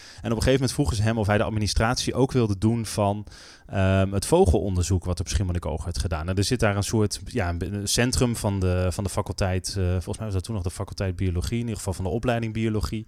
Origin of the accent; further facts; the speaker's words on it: North Groningen, Netherlands; Ik ben opgegroeid in Noord-Groningen.